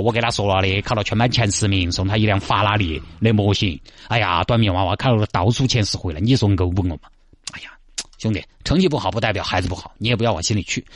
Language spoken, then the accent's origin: Chinese; Chongqing, China; accent: Chongqing; 你听我这个口音，你你里头晓得了。重庆江北这边